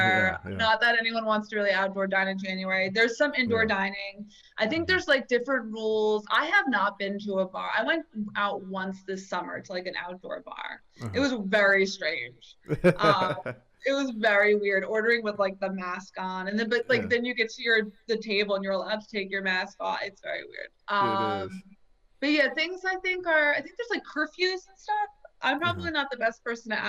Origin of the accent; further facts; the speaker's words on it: New Jersey, United States; I was from New Jersey